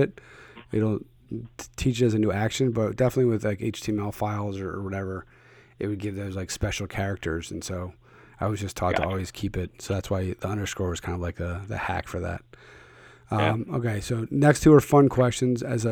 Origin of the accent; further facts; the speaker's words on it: Philadelphia, Pennsylvania, United States; I'm from Philly.